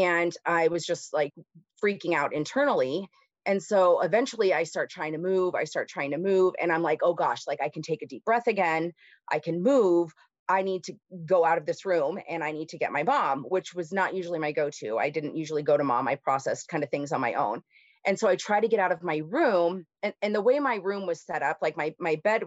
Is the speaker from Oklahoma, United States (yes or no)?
no; Simi Valley, California, United States; So I grew up in Southern California, a place called Simi Valley. It's in Ventura County. Born there.